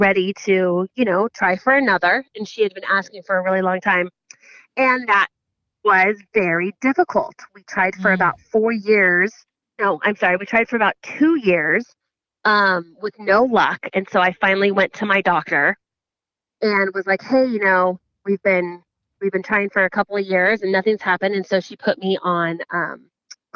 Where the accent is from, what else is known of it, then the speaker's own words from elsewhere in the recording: San Jose, California, United States; I grew up in San Jose, California